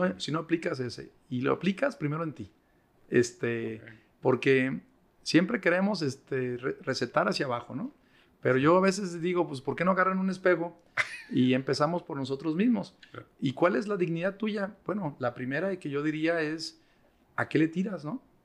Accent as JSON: {"language": "Spanish", "country": "Mexico", "said": "yo también soy mexicano"}